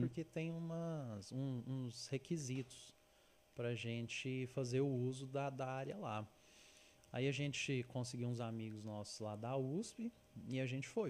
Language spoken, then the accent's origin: Portuguese; Uberlândia, Minas Gerais, Brazil; eu sou de Uberlândia, Minas